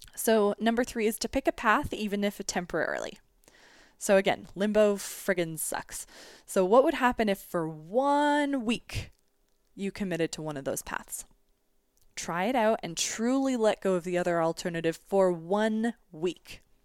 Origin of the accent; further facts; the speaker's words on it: Canada; as a Canadian